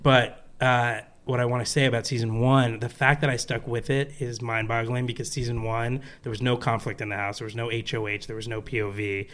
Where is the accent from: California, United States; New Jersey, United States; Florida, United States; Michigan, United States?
New Jersey, United States; I'm from New Jersey